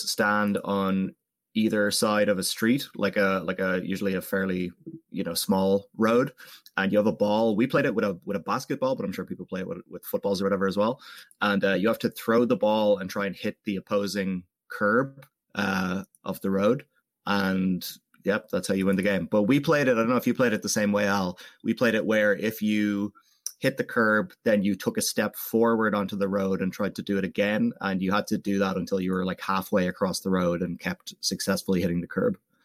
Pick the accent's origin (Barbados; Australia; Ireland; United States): Ireland; we're not British, you know, up the Rath, 32 counties and all